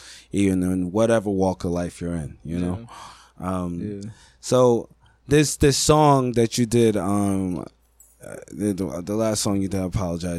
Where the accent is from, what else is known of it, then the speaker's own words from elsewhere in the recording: New York City, New York, United States; I'm from Brooklyn